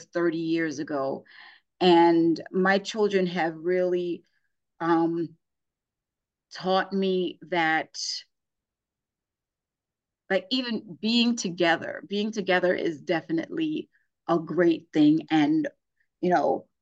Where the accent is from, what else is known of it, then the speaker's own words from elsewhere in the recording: New York City, New York, United States; moved away as an adult; also born or lived in Virginia; now in Northern Virginia, United States; I grew up in Brooklyn, New York, and my kids are here growing up in Northern Virginia